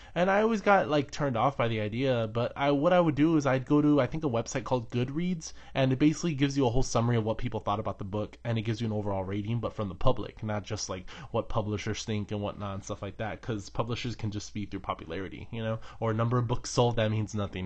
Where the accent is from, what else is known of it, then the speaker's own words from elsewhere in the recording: United States; I'm an American